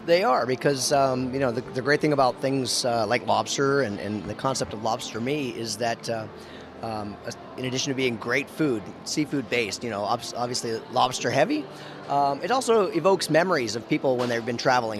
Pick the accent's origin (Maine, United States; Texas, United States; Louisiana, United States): Maine, United States; moved away; I was, you know, born from Maine